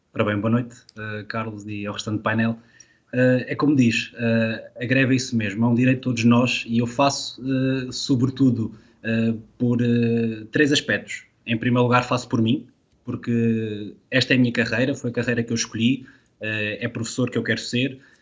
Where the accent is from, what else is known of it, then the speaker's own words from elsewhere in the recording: Covilhã, Centro, Portugal; moved away as an adult; now in Lisbon, Portugal; a minha cidade natal, a Covilhã